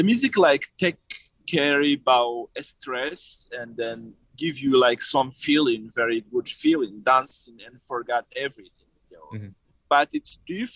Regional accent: Niger; English is a second language; also born or lived in Arlit / Niamey; in my hometown because I live in Chuntabraden

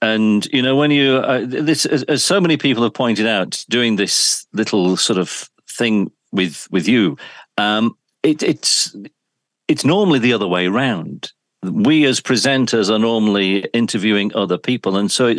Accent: Oldham, North West England, United Kingdom; also born or lived in Shaw / Yorkshire; I was born in Oldham. So I'm from Oldham, across the Pennines, and of course spent a great deal of my broadcast life in Yorkshire.

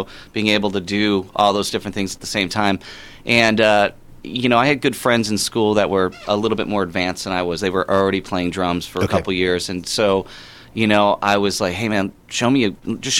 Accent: Indiana, United States; we're from Indiana

